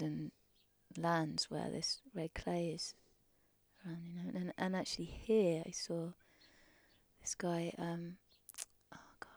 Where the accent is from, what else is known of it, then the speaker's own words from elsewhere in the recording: Surrey, South East England, United Kingdom; moved away as an adult; I grew up in Surrey